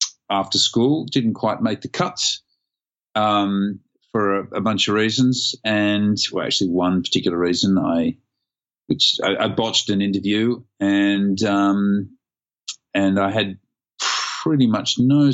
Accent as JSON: {"language": "English", "town": "Sydney", "region": "New South Wales", "country": "Australia", "tie": "born or raised there", "said": "Born and raised in Sydney"}